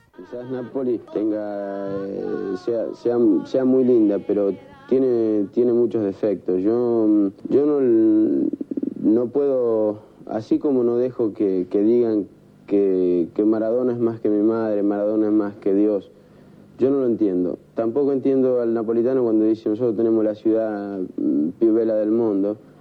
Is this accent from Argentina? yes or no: yes; Argentina; moved away; de acá soy, un argentino, pero 100%